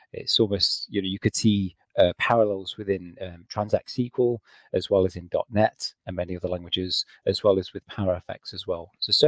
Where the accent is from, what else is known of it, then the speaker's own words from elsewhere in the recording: England, United Kingdom; now in Scotland, United Kingdom; So, yep, I'm originally from England. I've moved around a bit. I'm now based in Scotland.